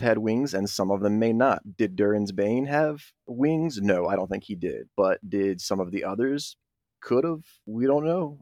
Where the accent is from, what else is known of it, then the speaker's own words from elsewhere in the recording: Gloucester County, Virginia, United States; born and raised in Gloucester County, Virginia, I've basically been here my entire life